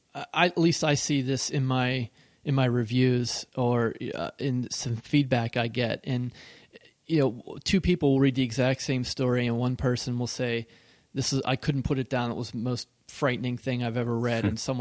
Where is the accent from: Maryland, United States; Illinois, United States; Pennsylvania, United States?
Pennsylvania, United States; But I grew up in Western Pennsylvania, and I had woods at the edge of my backyard